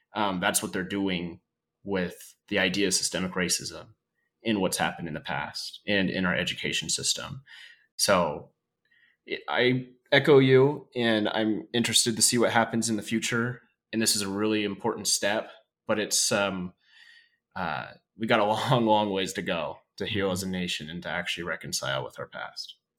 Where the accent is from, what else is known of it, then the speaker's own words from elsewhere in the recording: North Idaho, United States; growing up in North Idaho, going through the public school system